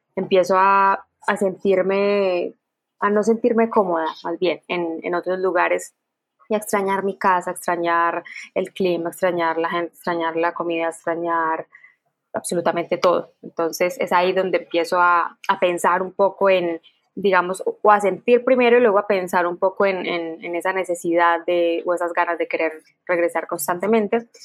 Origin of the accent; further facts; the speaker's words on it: Quibdó, Chocó, Colombia; crecí viéndolos eh, en Quibdó